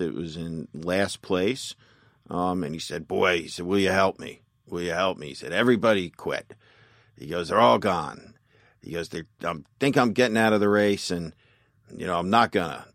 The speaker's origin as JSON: {"language": "English", "town": "North Plainfield", "region": "New Jersey", "country": "United States", "tie": "born or raised there", "said": "I'm from, I'm from New Jersey. I grew up in North Plainfield, New Jersey, which is about twenty-five miles outside of New York City"}